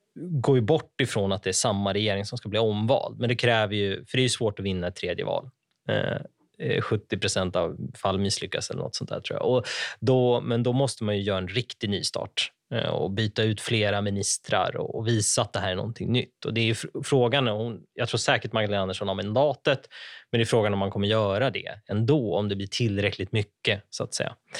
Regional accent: Ockelbo, Gävleborg County, Sweden; moved away; jag växte upp i Ockelbo

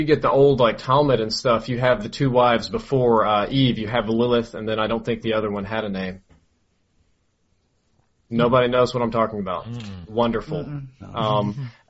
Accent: Mississippi, United States; growing up in Mississippi.

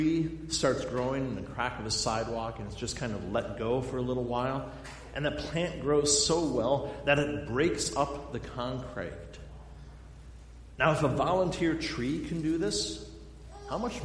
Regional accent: Black Hills of South Dakota, United States; now in Lowden, United States; I grew up in the Black Hills of South Dakota, in the granite mountains out there.

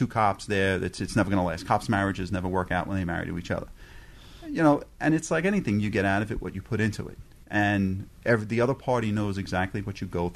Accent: Long Island, New York, United States; I was born and bred in Long Island

